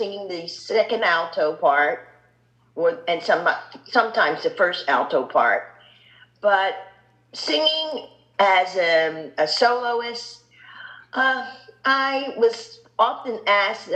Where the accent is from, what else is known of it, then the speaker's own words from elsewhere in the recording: Philadelphia, Pennsylvania, United States; moved away as an adult; now in Chicago, United States; my growing up in Philadelphia, being raised in Philadelphia